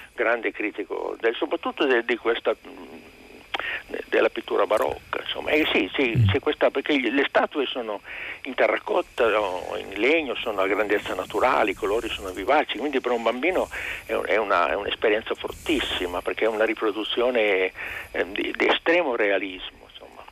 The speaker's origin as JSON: {"language": "Italian", "town": "Turin", "region": "Piedmont", "country": "Italy", "also_born_or_lived": "Asti", "said": "io sono torinese, sono artigiano, ma in realtà sono tor-, torinese. Quindi la mentalità piemontese"}